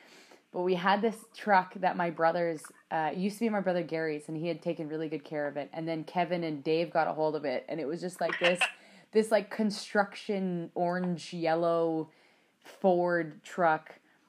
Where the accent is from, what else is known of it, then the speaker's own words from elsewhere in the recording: Athabasca, Alberta, Canada; No, thank Christ. Otherwise, I never would have made it. I wouldn't be as Athabasca educated as I am now.